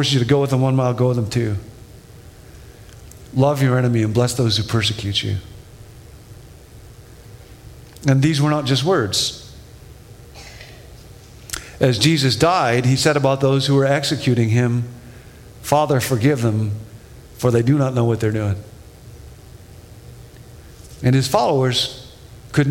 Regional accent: Rockford, Illinois, United States; When I was a kid, I grew up in Rockford, Illinois

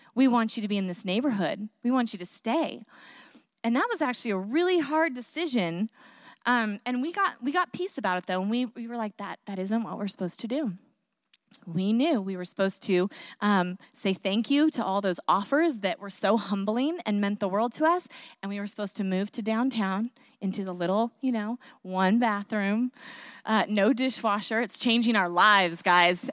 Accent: Northern California, United States; moved away as an adult; also born or lived in Vancouver, Washington; I grew up in Northern California

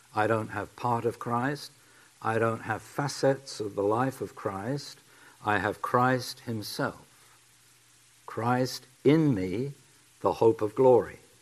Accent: England, United Kingdom; accent: English; my English accent

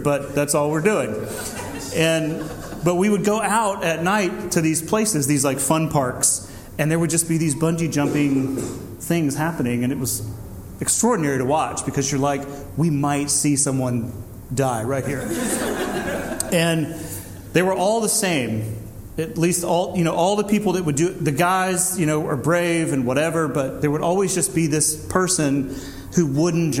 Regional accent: Deep South, United States; growing up in the Deep South in the 80s

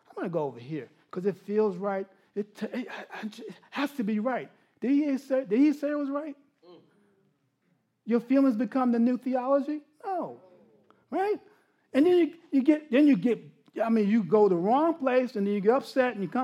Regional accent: New York, United States; moved away; I'm a New Yorker

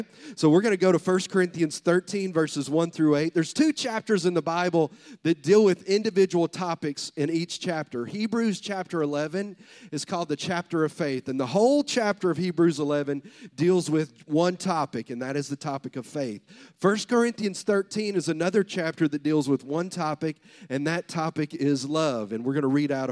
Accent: the South, United States; I'm from the South

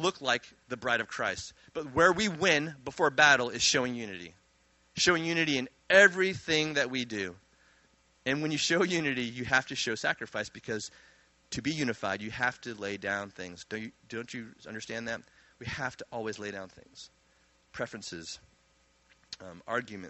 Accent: New Jersey, United States; also born or lived in Virginia; I grew up in Jersey

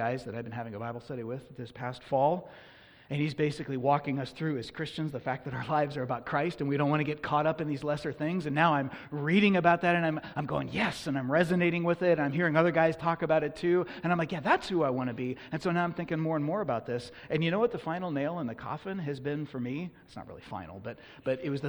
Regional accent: Oakland, California, United States; I was born and raised in Oakland, California

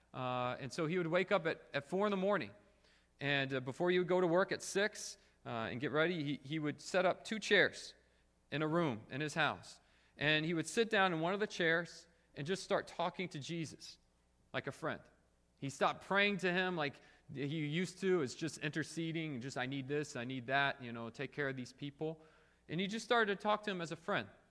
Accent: Springfield, United States; now in South Korea; When I come home from Korea and I, I stay with my parents here in Springfield

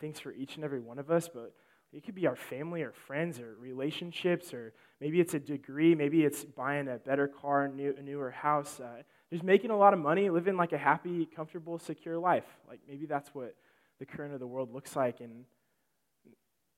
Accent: Illinois, United States; moved away; I am from Illinois

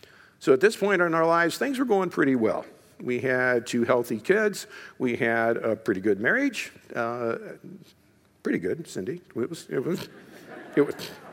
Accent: Eaton, United States; I was born and raised here in Eaton. Actually, I grew up in a little, not a little, in a farmhouse just across the street over here for where my brother still lives and farms over there.

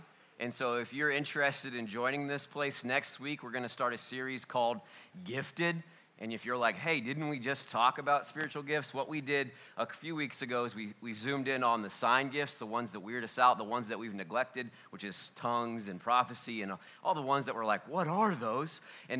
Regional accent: Oxford, Ohio, United States; well, we're just from Oxford, Ohio.

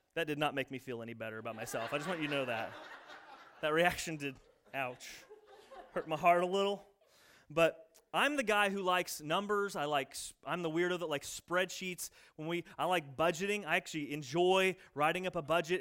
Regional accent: United States; I'm in America. I'm American.

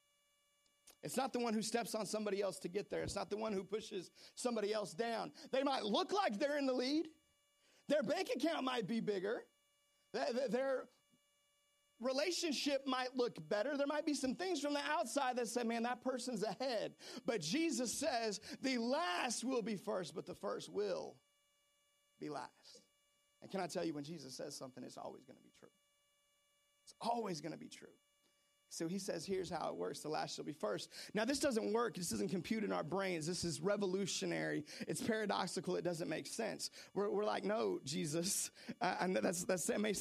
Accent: Seattle, Washington, United States; I grew up in Seattle, Washington

